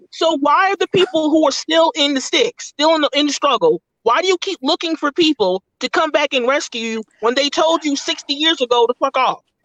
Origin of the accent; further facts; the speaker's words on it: United States; we're American, we have American passports